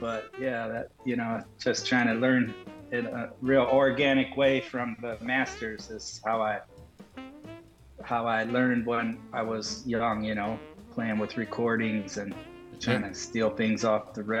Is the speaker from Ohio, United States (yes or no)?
yes; Toledo, Ohio, United States; He was a great tenor player that had a program in the public schools where I grew up in Toledo, Ohio.